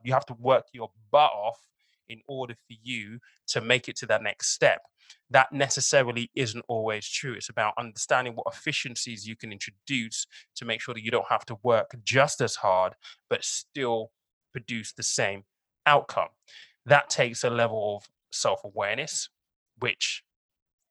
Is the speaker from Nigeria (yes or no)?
yes; Nigeria; I'm Nigerian